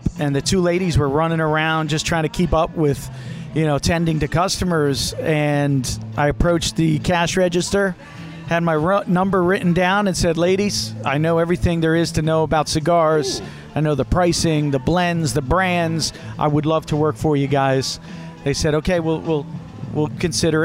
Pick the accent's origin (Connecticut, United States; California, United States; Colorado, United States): Connecticut, United States; New Haven; I was born in New Haven, Connecticut. Actually, Little Italy there